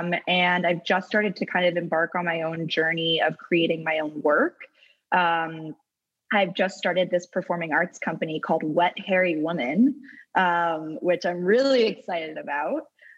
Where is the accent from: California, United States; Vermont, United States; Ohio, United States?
Vermont, United States